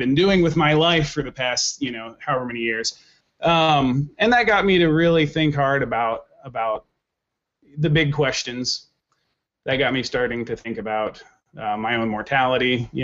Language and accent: English; Oklahoma, United States; now in Minneapolis, United States; I grew up in Oklahoma